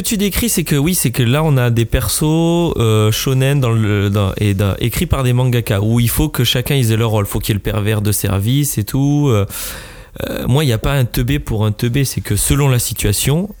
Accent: France; Je suis un Français

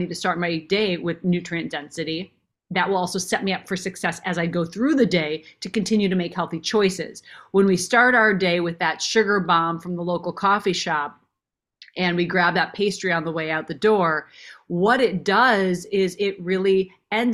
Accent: Minnesota, United States; I grew up in Minnesota.

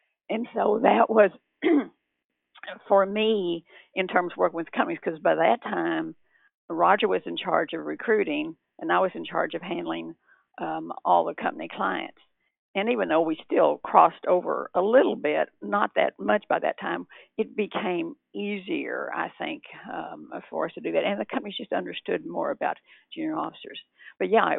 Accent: Texas, United States; moved away; also born or lived in California; I'm originally from Texas

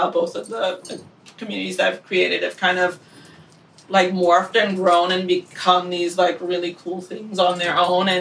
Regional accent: New York, United States; a family friend that I grew up with in New York

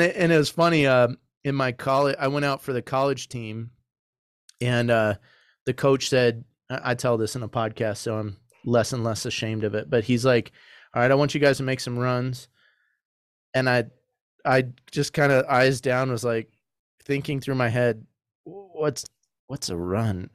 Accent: Arizona, United States; moved away; also born or lived in Michigan; I grew up playing soccer in Arizona and Michigan

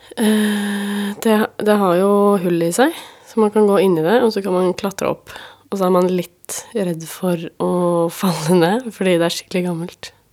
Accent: Asker, Akershus, Norway; ved siden av Arnestad skole i Asker, der jeg vokste opp

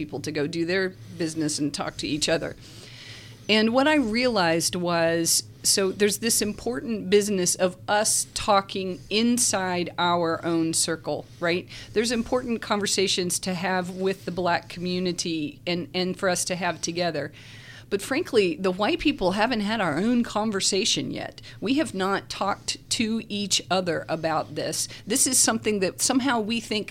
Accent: Virginia, United States; moved away as an adult; also born or lived in Charlotte, North Carolina; now in Lynchburg, United States; I grew up in Virginia, and then I came in 85.

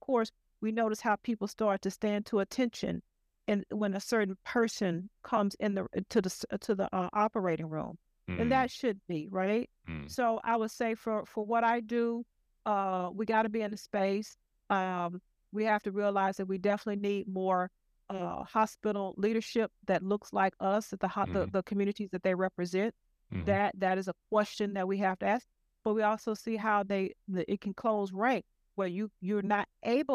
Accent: Houston, Texas, United States; moved away; also born or lived in rural Georgia / New Orleans / Chicago; So I grew up in Houston, and I have backgrounds in rural Georgia

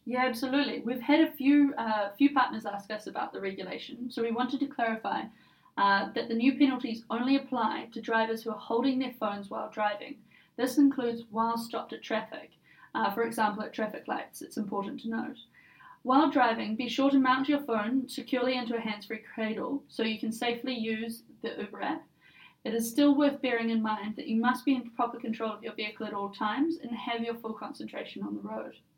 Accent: New Zealand; now in London, United Kingdom; I'm originally from New Zealand

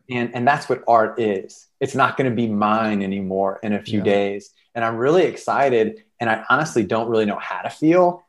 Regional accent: South Carolina, United States; moved away as an adult; now in Los Angeles, United States; I'm a storyteller from South Carolina and I'm living in Los Angeles

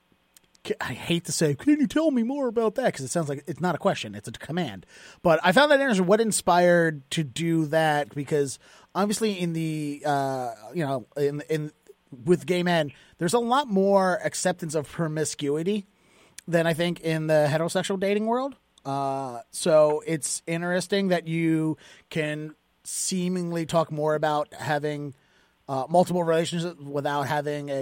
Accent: Baltimore, Maryland, United States; now in Boston, United States; I grew up in Baltimore

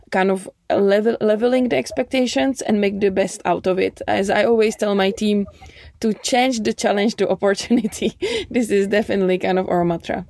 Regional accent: United States; I'm American

